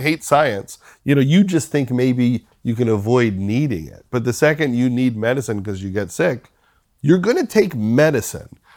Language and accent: English; Long Island, New York, United States; the people that I grew up with on Long Island